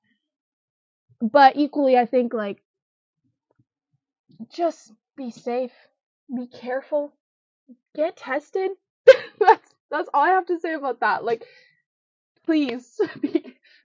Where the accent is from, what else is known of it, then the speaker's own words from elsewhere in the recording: Canada; I'm from Canada, live in Canada